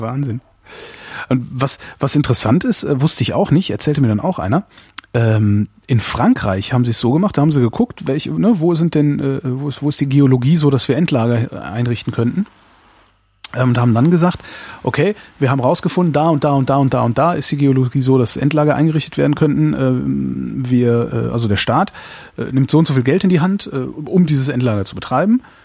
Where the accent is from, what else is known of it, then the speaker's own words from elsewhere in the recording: Cologne, North Rhine-Westphalia, Germany; ich komme jetzt nun äh, aus Köln